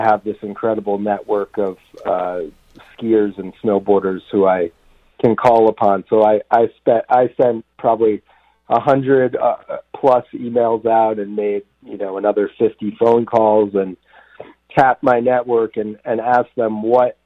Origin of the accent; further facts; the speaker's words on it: Vermont, United States; also born or lived in New Mexico / Jackson Hole, Wyoming / East Coast; now in Colorado, United States; I grew up in Vermont and live in Colorado now, but I've lived in New Mexico